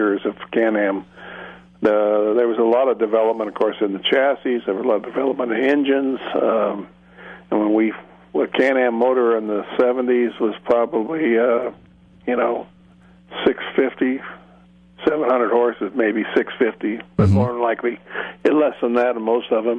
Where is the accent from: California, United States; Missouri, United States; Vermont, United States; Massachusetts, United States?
California, United States; I was from California